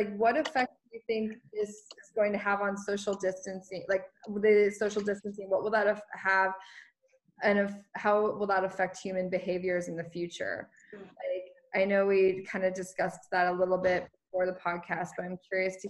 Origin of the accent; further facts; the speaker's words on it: United States; for me as an American